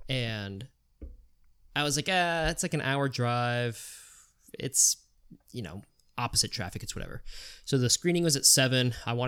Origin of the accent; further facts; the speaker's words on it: Virginia, United States; now in Worcester, United States; oh, you know, I'm from Virginia, but moved to Worcester.